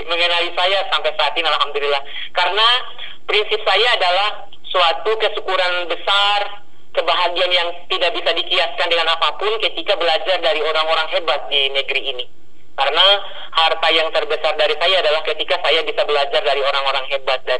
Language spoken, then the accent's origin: Indonesian; Kendari, Southeast Sulawesi, Indonesia; menikmati fasilitas teknologi, kemajuan teknologi di kota saya di kota Kendari di sekolah saya SMP 1